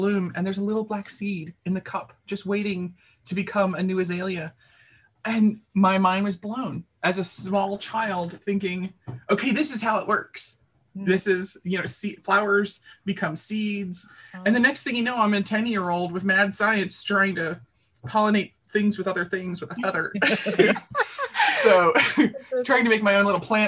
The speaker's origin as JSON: {"language": "English", "town": "Baltimore", "region": "Maryland", "country": "United States", "tie": "born or raised there", "said": "I grew up in the North Baltimore, very concrete part of the city."}